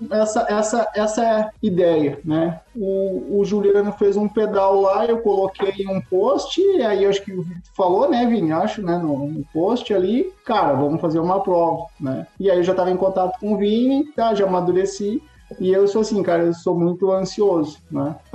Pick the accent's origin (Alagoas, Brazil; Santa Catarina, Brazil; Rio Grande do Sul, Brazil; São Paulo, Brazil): Rio Grande do Sul, Brazil; Santa Maria; now in Ijuí, Brazil; Eu, eu sou natural de Santa Maria, aqui no Rio Grande do Sul